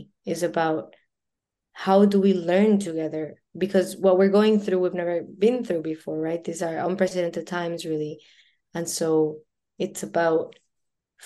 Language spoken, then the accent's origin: English; Colombia; now in Vancouver, Canada; I'm born and raised in Colombia, and being Latina is an important part, I think, of my identity